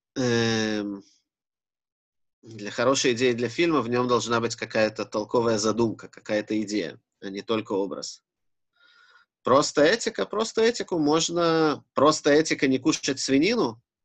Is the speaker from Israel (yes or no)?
yes; Israel; Я рос в Израиле и в религиозном